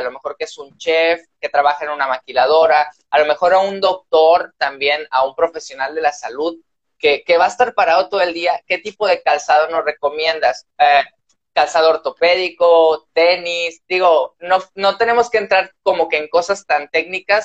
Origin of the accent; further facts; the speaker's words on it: Tamaulipas, Mexico; transmitimos aquí desde Tamaulipas, somos norteños orgullosamente